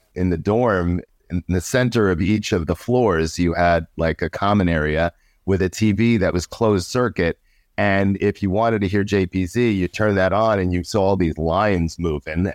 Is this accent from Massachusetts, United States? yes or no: no; New York City, New York, United States; I grew up in New York, Queens, New York.